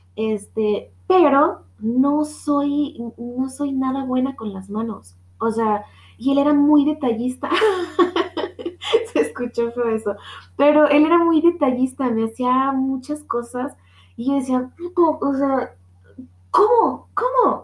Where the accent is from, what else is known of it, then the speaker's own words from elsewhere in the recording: Guadalajara, Jalisco, Mexico; soy de Guadalajara